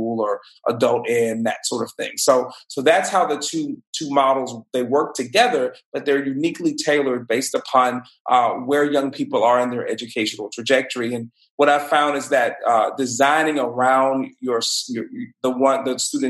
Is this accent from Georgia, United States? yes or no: no; Mobile, Alabama, United States; from Mobile, born and raised, a product of our public schools here in Mobile